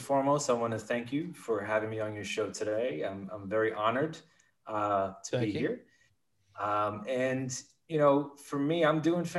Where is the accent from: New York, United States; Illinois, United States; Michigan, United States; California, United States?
New York, United States; Bronx; Well, you know, I come from a very modest lower middle class Puerto Rican family.